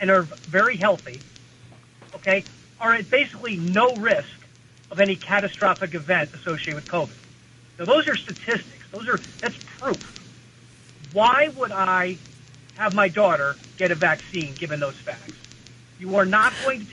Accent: Connecticut, United States; from Connecticut.

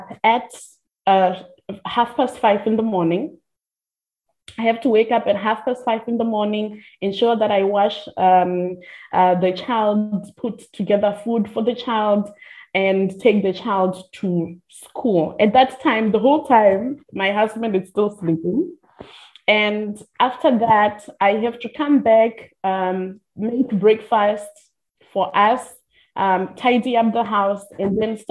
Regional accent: Limpopo, South Africa; now in Cape Town, South Africa; I am from the Limpopo province. I'm a vendor

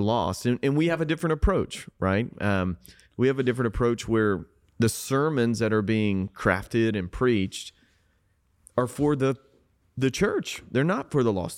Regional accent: South Georgia, United States; moved away; I grew up in South Georgia

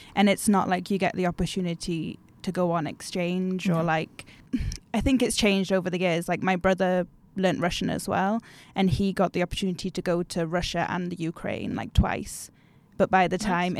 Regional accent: Newcastle upon Tyne, North East England, United Kingdom; moved away as an adult; now in Umeå, Sweden; I am from Newcastle in the UK

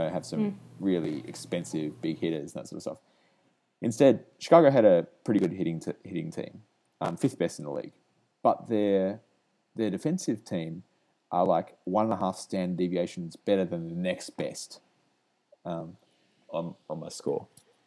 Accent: Australia; moved away as an adult; now in United States; I'm Australian, as you could probably work out, and I moved over here about 15 months ago

